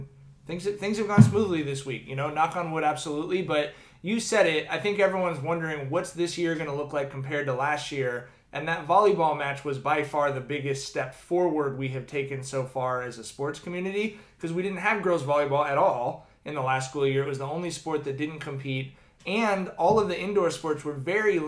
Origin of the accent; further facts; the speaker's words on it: Long Beach, California, United States; I grew up in Long Beach in the 90s